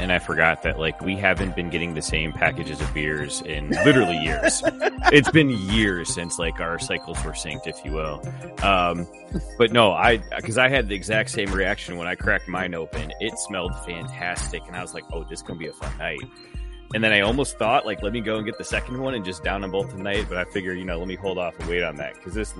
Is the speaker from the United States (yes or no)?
yes; Michigan, United States; Michigan, my home state.